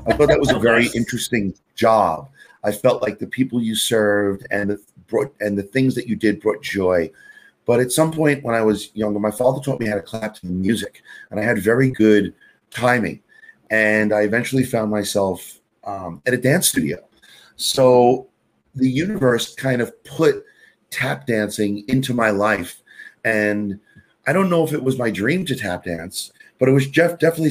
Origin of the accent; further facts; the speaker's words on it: New York City, New York, United States; I am your classic native New Yorker. I grew up in Queens, New York